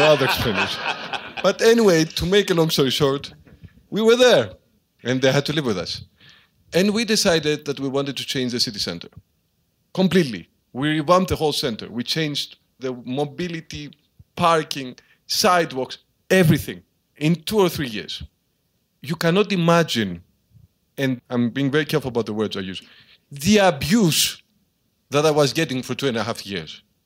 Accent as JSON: {"language": "English", "town": "Karpenisi", "region": "Central Greece", "country": "Greece", "tie": "born or raised there", "moved": "as an adult", "lives_now": "Athens, Greece", "said": "I began as a small town mayor in my hometown of Carpenici, which is high up in the mountains in central Greece."}